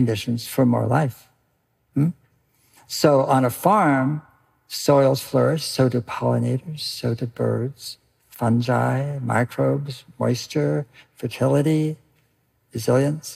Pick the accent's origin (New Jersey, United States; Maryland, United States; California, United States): California, United States; I grew up in California